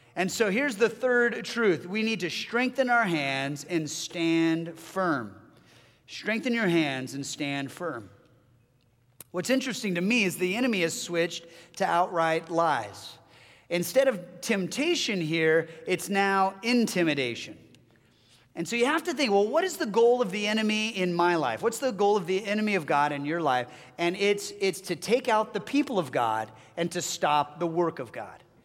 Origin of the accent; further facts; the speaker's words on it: Southern California, United States; moved away as an adult; my family and I hail from Southern California. That's where our family members still live